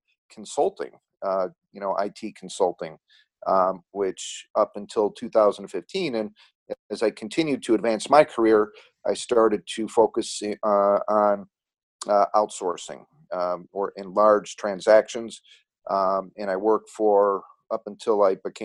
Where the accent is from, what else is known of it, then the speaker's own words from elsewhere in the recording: Chicago, Illinois, United States; I grew up in a western suburb of Chicago, Illinois.